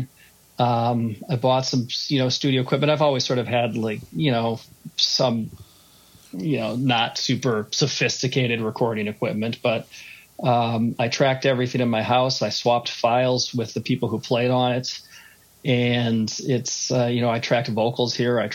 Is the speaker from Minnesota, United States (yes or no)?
yes; Minneapolis, Minnesota, United States; I'm from Minneapolis. I grew up in Minneapolis, went to school outside of Minneapolis and lived around a little bit and came home.